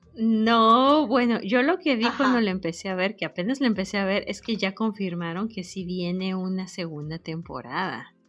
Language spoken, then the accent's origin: Spanish; Mexico; moved away as an adult; now in United States; no soy pocha, soy mexicana